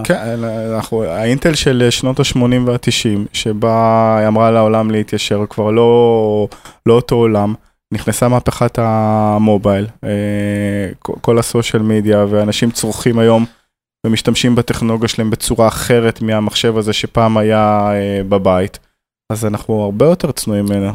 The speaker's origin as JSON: {"language": "Hebrew", "country": "Israel"}